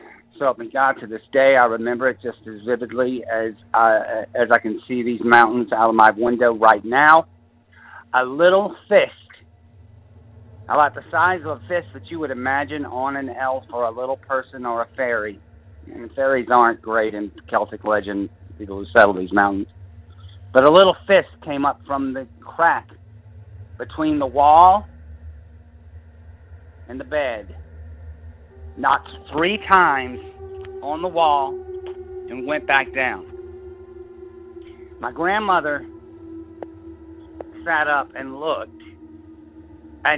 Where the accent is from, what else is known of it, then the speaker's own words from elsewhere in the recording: Savannah, Georgia, United States; now in southern Appalachians, United States; I was raised in Savannah, Georgia, and we were in the mountains. I live here in the mountains now